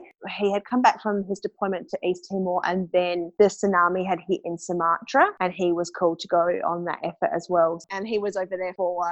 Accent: Adelaide, South Australia, Australia; moved away as an adult; also born or lived in Darwin / Canada; I came back from Canada in the June. I just wasn't quite ready to be back in Adelaide.

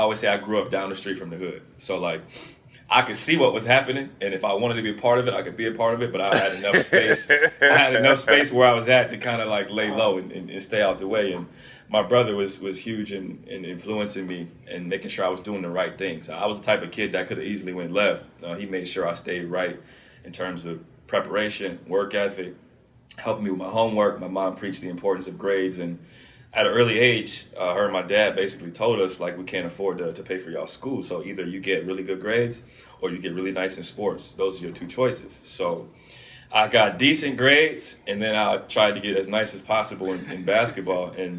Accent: Canton, Ohio, United States; Yeah, so I grew up in Canton, Ohio, like you said before.

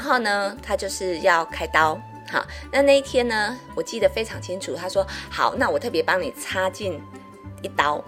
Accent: Taiwan; 因为我们台湾人的饮食通常钙质都摄取不足

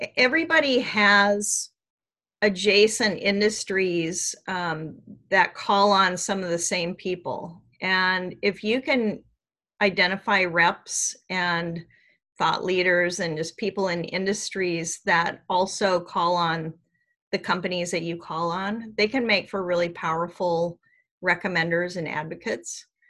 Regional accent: Seattle, Washington, United States; I grew up in Seattle

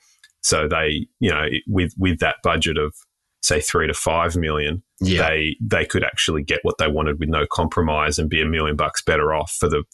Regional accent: Sydney, New South Wales, Australia; moved away as an adult; since I was a kid growing up in the Shire.

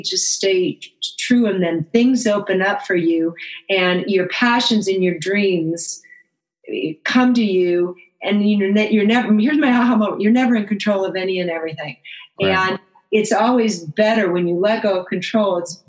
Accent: Chicago, Illinois, United States; moved away; also born or lived in Phoenix area; I was born in Chicago

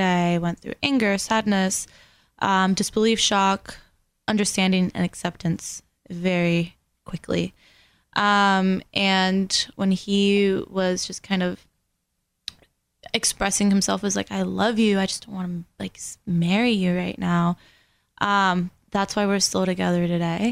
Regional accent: West Palm Beach, Florida, United States; first language Spanish; English is a second language; also born or lived in Venezuela; grew up in West Palm Beach

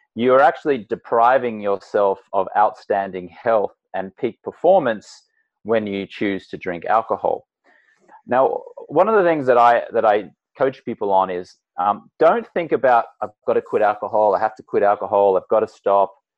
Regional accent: Australia; moved away as an adult; now in United States; I'm Australian American, and I grew up in an Australian drinking

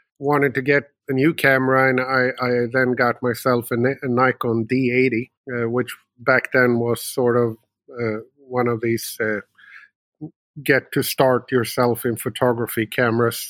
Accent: Uppsala, Uppsala County, Sweden; also born or lived in United States; born and raised in Sweden, although I had a few years over in America and been moving around a little bit, but always sort of found my way back to my hometown, which is Uppsala, Sweden

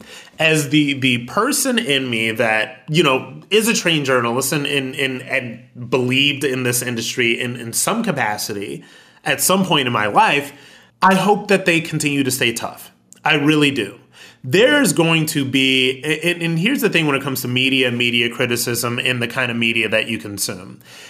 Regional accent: United States; as American

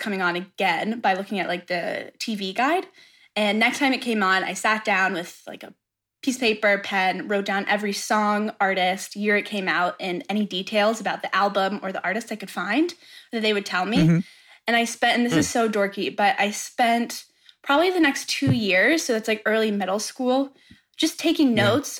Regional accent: Atlanta, Georgia, United States; So I am from Atlanta, Georgia. I always grew up around music, being in an area that, live music is huge

